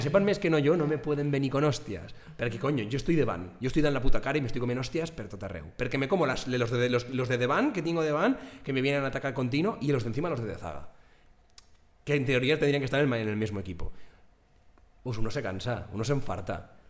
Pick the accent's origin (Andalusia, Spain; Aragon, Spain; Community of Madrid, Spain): Aragon, Spain; accent: Ribagorzan; soy aragonés